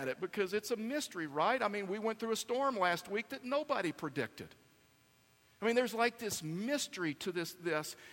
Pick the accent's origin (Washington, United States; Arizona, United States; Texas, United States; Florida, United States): Texas, United States; I'm from Texas and I'm not really good at English